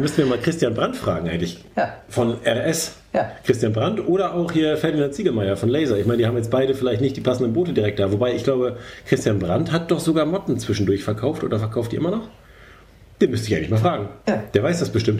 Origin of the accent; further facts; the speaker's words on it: Germany; wir als Deutsche